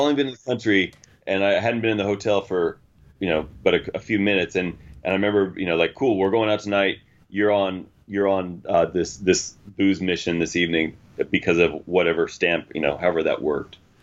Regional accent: United States; traveling the world as an American

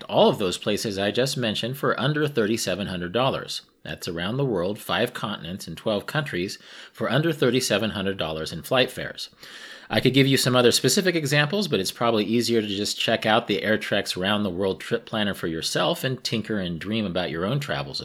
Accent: Kansas, United States; my home state of Kansas

